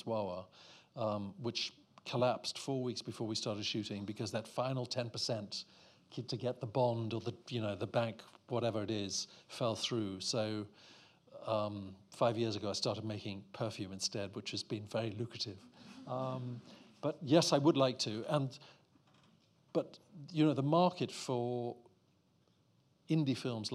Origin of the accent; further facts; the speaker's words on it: Eswatini; I'm from Swaziland